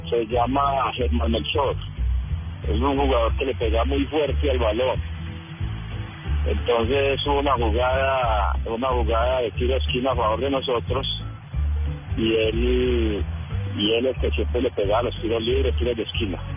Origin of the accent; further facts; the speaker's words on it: Riosucio, Caldas, Colombia; now in Pereira, Colombia; mi pueblo, Río Sucio Caldas